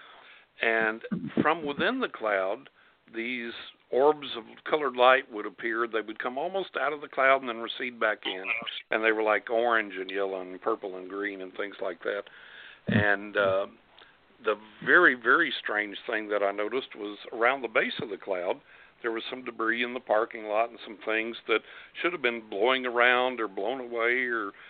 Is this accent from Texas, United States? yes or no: yes; West Texas, United States; moved away; I grew up in West Texas.